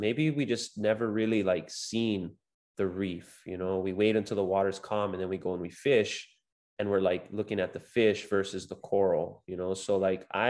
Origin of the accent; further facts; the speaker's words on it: Big Island, Hawaii, United States; I grew up surfing here on the Big Island